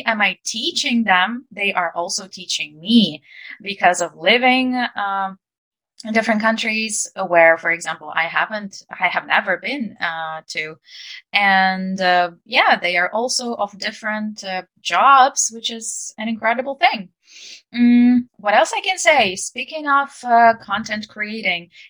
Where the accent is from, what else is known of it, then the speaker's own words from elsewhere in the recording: Ukraine; English is a second language; I'm an English teacher and I'm from Ukraine